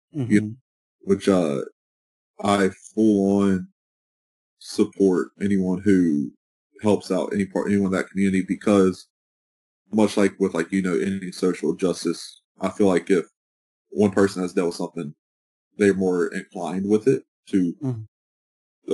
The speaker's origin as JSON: {"language": "English", "country": "United States", "said": "being an American"}